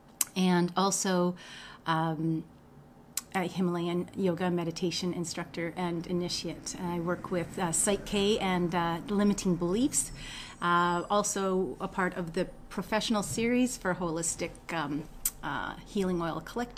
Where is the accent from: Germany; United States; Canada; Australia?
Canada; Winnipeg, Manitoba; I grew up in Winnipeg.